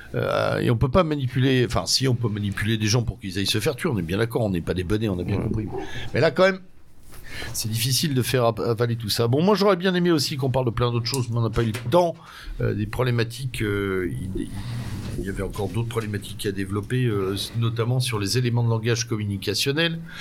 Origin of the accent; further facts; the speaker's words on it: France; nous sommes des Français